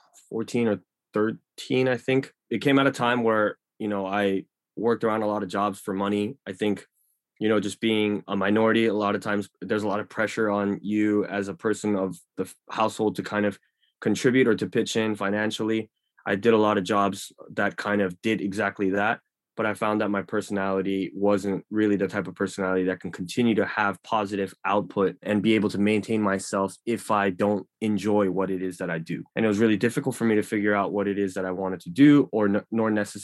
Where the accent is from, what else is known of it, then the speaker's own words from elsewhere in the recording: Los Angeles, California, United States; born there; I mean, I was born in LA, so I was born in Koreatown, and then I eventually made my way back into Koreatown.